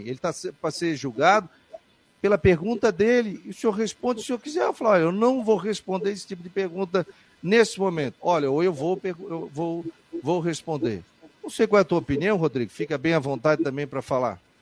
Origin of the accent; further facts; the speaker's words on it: Florianópolis, Santa Catarina, Brazil; Eu, como florianopolitano, eu sou de Floripa, eu sou da terra.